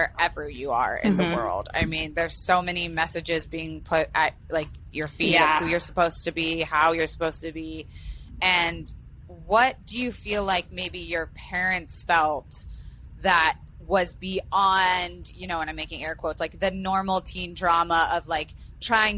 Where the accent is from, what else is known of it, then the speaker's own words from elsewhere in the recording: Florida, United States; I grew up in Florida where, you know, anything and everything was on the table